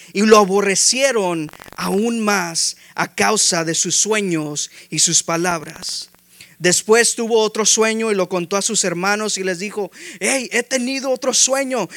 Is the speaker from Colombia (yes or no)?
no; Mexico; Somos hispanos, somos mexicanos